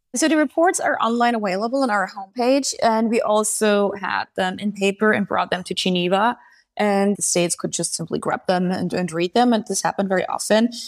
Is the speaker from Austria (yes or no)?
yes; Austria; I'm coming from Austria